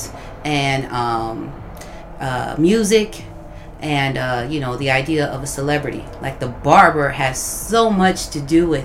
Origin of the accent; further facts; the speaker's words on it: Oakland, California, United States; I'm from Oakland, California, too.